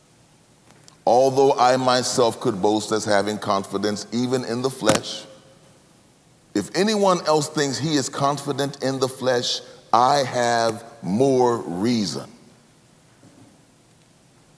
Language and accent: English; United States; I'm from the United States